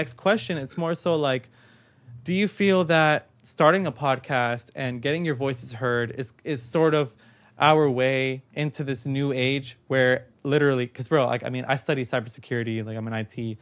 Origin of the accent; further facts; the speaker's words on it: Long Beach, California, United States; I was born in Long Beach. Like, I'm, I've been here my whole life